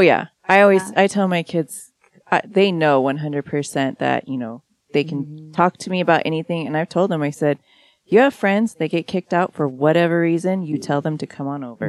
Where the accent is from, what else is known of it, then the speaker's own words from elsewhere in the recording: Washington, United States; I'm from Washington State. Like, yeah. that's where I was born